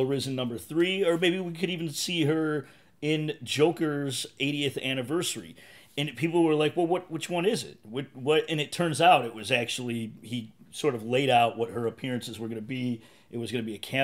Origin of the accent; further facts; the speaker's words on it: Chicago, Illinois, United States; moved away; My hometown, you got the Windy City